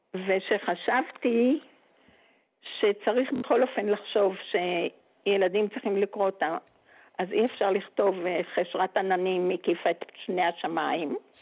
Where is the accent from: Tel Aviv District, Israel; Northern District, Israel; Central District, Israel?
Northern District, Israel; Geva; אני הרי גדלתי בגבע